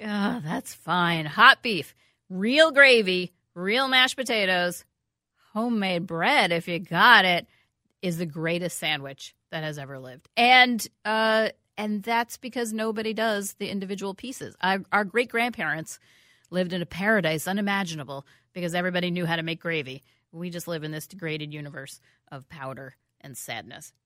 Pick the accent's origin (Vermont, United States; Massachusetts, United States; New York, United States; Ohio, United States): New York, United States; now in Minnesota, United States; I grew up in New York, as you know, from a long fa, a family of Mets supporters